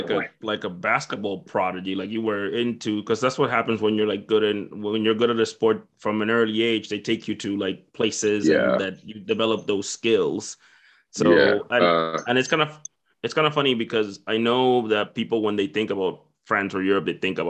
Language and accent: English; Dominican Republic; moved away; I'm originally from the Dominican Republic